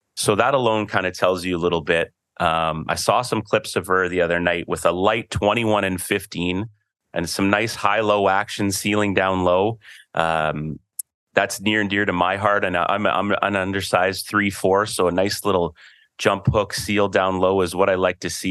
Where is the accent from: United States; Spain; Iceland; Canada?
Canada; I'm a Canadian too